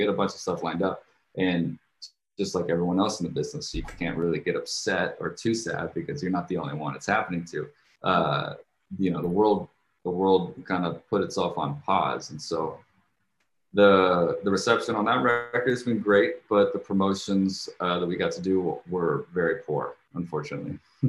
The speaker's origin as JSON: {"language": "English", "region": "Jakarta", "country": "Indonesia", "tie": "born or raised there", "said": "I guess I grew up overseas. I grew up in Indonesia, and I lived in Jakarta, Indonesia."}